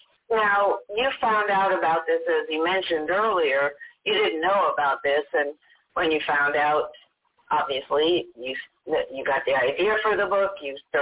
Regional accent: New York City, New York, United States; I grew up in Staten Island, New York

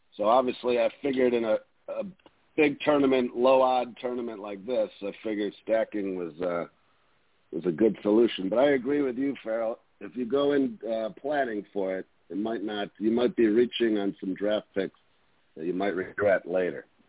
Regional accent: Buffalo, New York, United States; I'm from Buffalo, New York, so we grew up playing hockey.

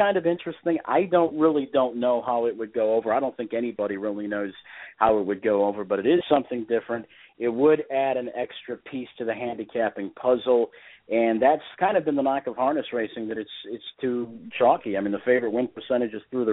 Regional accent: Indiana, United States; that's where I'm from. I'm from Indiana

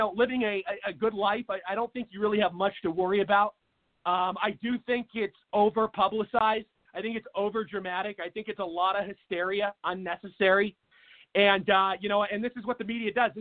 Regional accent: Seattle, Washington, United States; moved away as an adult; now in Arizona, United States; my home state of Washington, a place called – I'm originally from Seattle

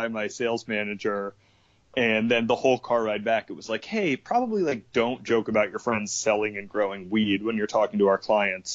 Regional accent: Connecticut, United States; moved away as an adult; also born or lived in New York; worked at the Gap like a white guy from Connecticut

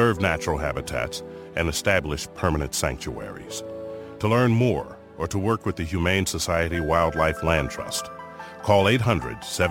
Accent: Ohio, United States; I grew up in the beautiful rural countryside of Ohio

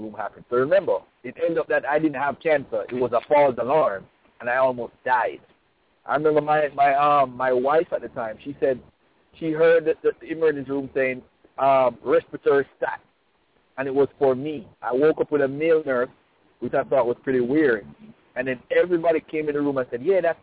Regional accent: Jamaica; I'm from Jamaica

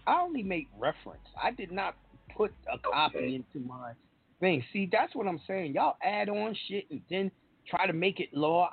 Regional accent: New York, United States; I'm from New York.

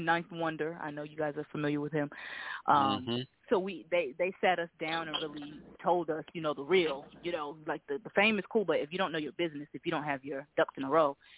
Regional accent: Boston, Massachusetts, United States; moved away; I'm originally from Boston

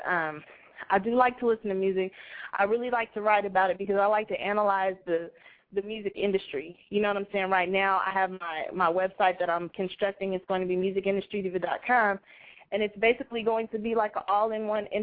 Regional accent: Bay Area, California, United States; I'm originally from the Bay Area

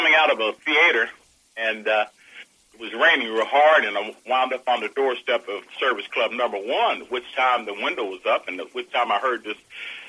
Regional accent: Pittsburgh, Pennsylvania, United States; moved away as an adult; also born or lived in Wheeling, West Virginia; I was born in Wheeling, West Virginia, and then moved to Pittsburgh, and then from Pittsburgh went on to the military.

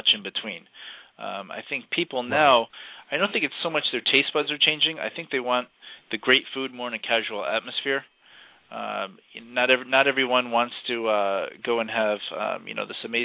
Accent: Massachusetts, United States; moved away as an adult; also born or lived in Huntington, Long Island, New York / Boston / Miami, Florida / Providence, Rhode Island; now in Florida, United States; I'm originally from Massachusetts. That's where I grew up.

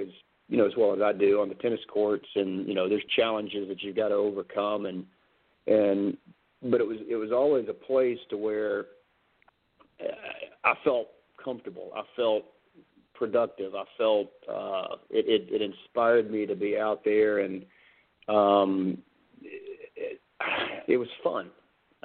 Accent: Birmingham, Alabama, United States; growing up in Birmingham

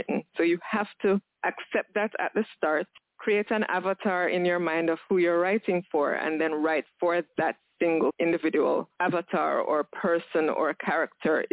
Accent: Jamaica; I'm Jamaican. I live in Jamaica with my son and 3 dogs

